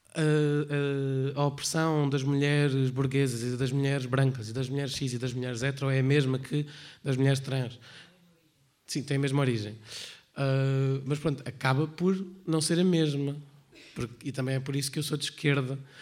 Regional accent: Portugal; Eu não sou religiosa, é só eu sou portuguesa

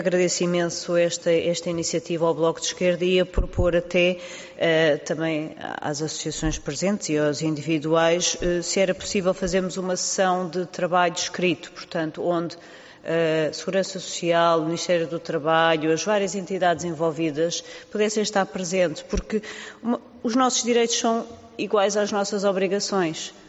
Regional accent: Lisbon, Portugal; eu sou de Lisboa

